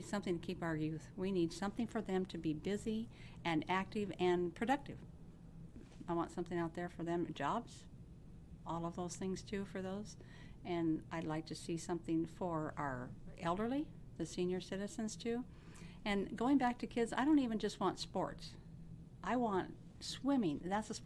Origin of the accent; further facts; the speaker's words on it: Benton City, Washington, United States; Have lived in Benton City for over 55 years. This is my hometown